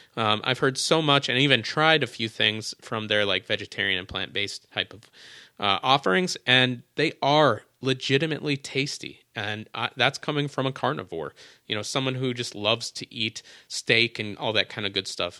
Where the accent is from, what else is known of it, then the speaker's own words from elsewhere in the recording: Minnesota, United States; I was from Minnesota